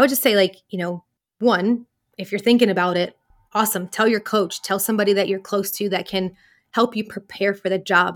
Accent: the South, United States; So I grew up in, in the U S, I grew up in the South

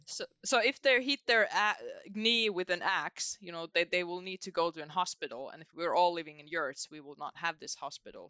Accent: Joensuu, North Karelia, Finland; in Joensuu, my hometown where I live

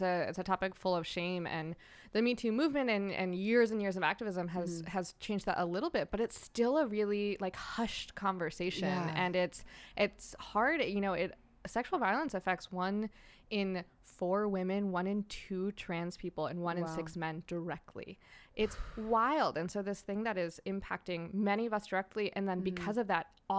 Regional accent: New Hampshire, United States; moved away as an adult; now in Long Beach, United States; I'm from New Hampshire originally and made the westward migration earlier this year.

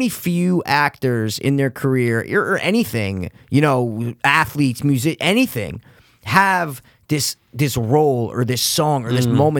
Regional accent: Stamford, Connecticut, United States; growing up in Stanford

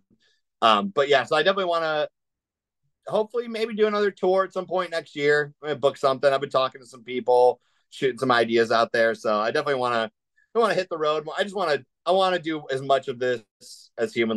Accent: Cleveland, Ohio, United States; we're all from Cleveland area

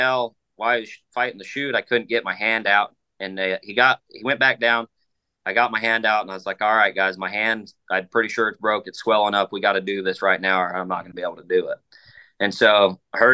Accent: Utah, United States; my home state of Utah

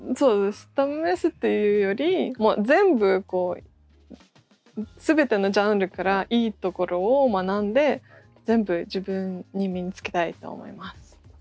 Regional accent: Russia; Japanese is a second language; moved away as an adult; now in Japan; ロシアから来ました。日本では8年ぐらい住んでいて

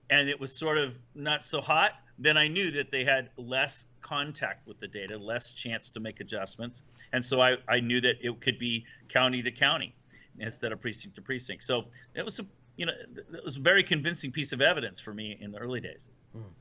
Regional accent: Ohio, United States; I'm from Ohio

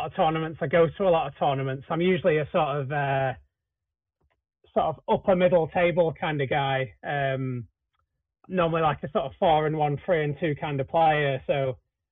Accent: Manchester, North West England, United Kingdom; my hometown Manchester

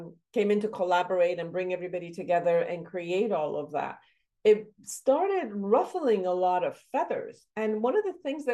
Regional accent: Iran; moved away; my background, I come from Iran

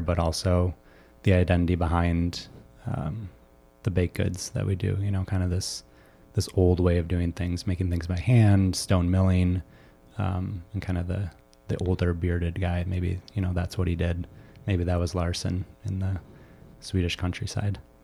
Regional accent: suburbs of Chicago, Illinois, United States; Bree and I, um, grew up in Washington Springs together, um, so suburbs of Chicago

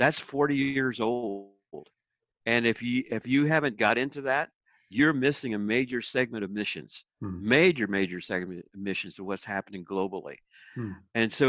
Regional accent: Philippines; And because then that was kind of my background where I came from the Philippines.

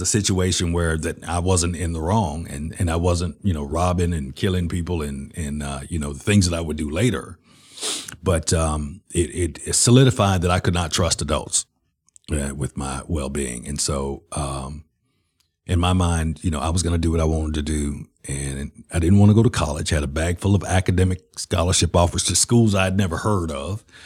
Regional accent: Birmingham, Alabama, United States; I was born in Lord Nolan Hospital, and, and all my family was, uh, you know, basically in Inslee, which is the west side of Birmingham

